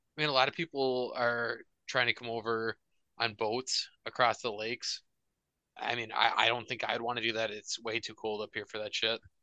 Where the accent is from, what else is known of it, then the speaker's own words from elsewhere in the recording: Minnesota, United States; hockey in Minnesota growing up